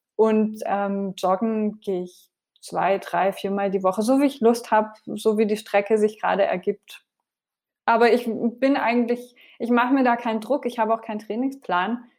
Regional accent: France; now in Germany; ich bin ja in Frankreich aufgewachsen

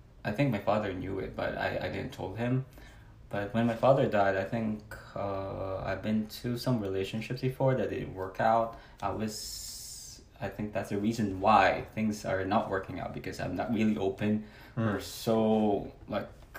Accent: Cagayan Valley, Philippines; moved away as an adult; also born or lived in Isabela, Philippines / Manila, Philippines; now in New Jersey, United States; I was born north, a part of the Philippines, north, yeah, somewhere north.

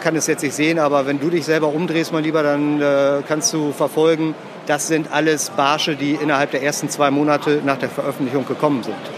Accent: Emsland, Lower Saxony, Germany; Ich bin im Emsland oder Ems aufgewachsen

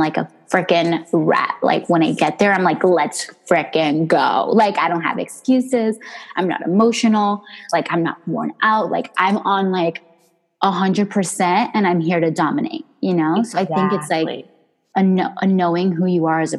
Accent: New Jersey, United States; moved away; also born or lived in Miami / New York; I was born in New Jersey

